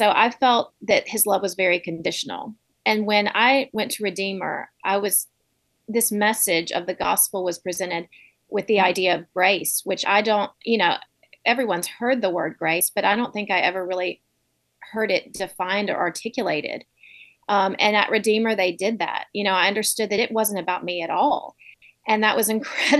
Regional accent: Montgomery, Alabama, United States; moved away as an adult; also born or lived in Birmingham, Alabama / New York City; I grew up in Montgomery, moved to Birmingham for college

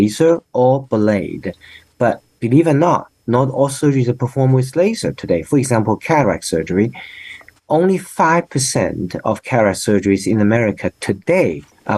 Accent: China; moved away as an adult; now in United States; I said, China

